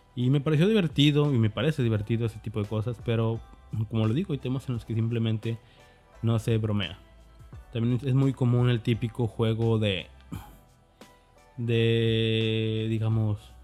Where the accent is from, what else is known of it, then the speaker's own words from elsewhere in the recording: Mexico; me considero un desarrollador mexicano, obviamente porque soy de México